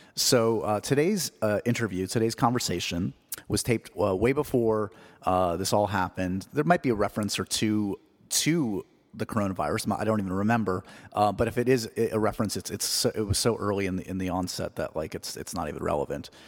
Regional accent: New York, United States; I'm a New Yorker

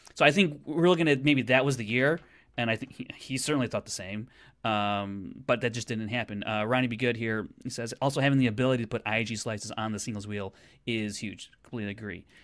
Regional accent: Chicago, Illinois, United States; I'm from Chicago

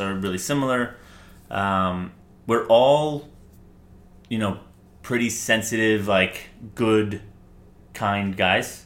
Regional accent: New York City, New York, United States; I am from New York City born and raised in Manhattan.

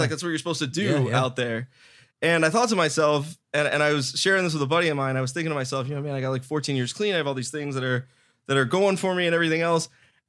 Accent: Miami, Florida, United States

